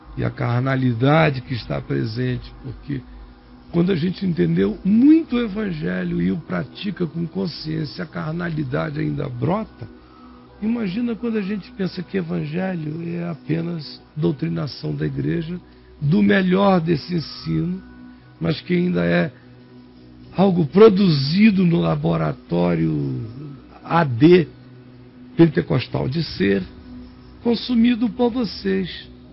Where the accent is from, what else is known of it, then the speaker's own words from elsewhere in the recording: Nazaré, Bahia, Brazil; moved away; Eu sou daí, meu querido. Eu nasci em Nazaré